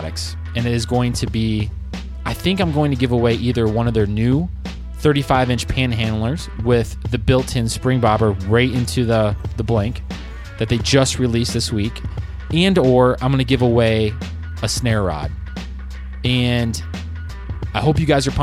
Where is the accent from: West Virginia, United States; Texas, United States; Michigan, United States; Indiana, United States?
Michigan, United States; they knew I was from Michigan